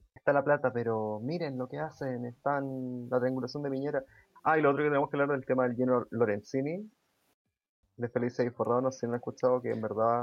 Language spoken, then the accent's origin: Spanish; Chile